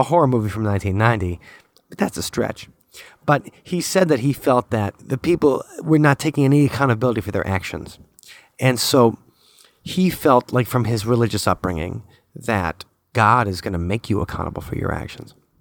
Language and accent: English; United States; I am that American that everybody hates